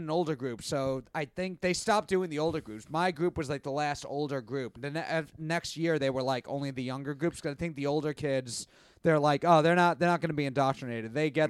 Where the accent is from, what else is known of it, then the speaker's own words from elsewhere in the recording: New York, United States; I grew up in New York